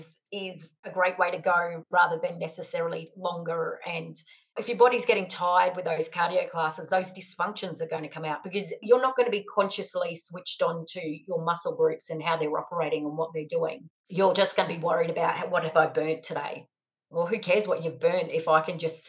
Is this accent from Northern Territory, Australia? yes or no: yes; Alice Springs, Northern Territory, Australia; moved away as an adult; also born or lived in Italian heritage; now in Whyalla, Australia; I'm born and bred in Alice Springs.